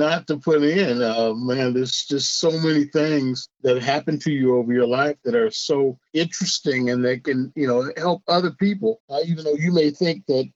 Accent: Des Moines, Iowa, United States; I grew up in Des Moines, Iowa

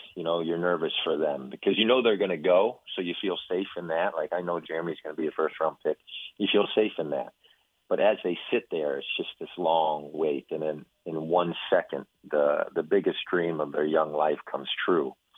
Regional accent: Midwest, United States; now in Waco, United States; growing up in the Midwest in the public school

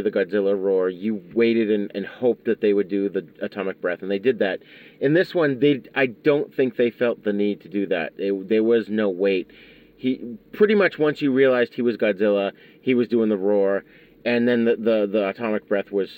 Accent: United States; as an American

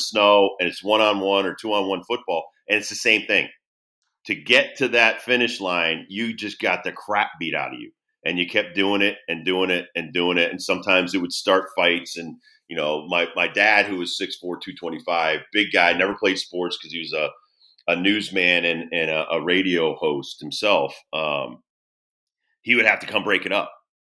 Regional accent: Southington, Connecticut, United States; growing up in Connecticut, New England

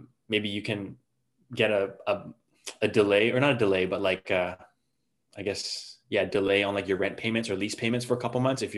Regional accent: Canada; I'm from Canada

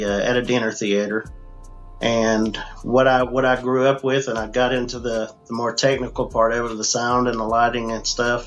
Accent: United States; also born or lived in Mount Clemens, Michigan; I was born in Mount Clemens, Michigan, moved into the Smoky Mountains in the late 70s, and I grew up here as a country boy.

